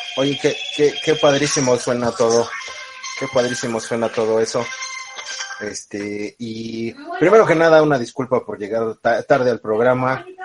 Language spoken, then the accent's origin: Spanish; Mexico; nosotros como mexicanos